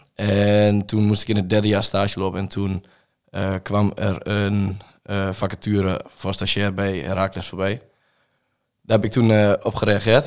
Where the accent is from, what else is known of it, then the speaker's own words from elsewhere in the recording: Reutum, Overijssel, Netherlands; Ik ben 21 en ik kom uit Reutem, hier in, niet ver uit de buurt.